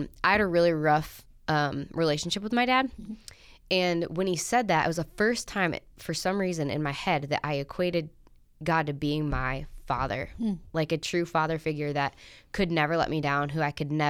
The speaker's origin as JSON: {"language": "English", "town": "Syracuse", "region": "New York", "country": "United States", "tie": "born or raised there", "said": "no, so I grew up in Syracuse, New York."}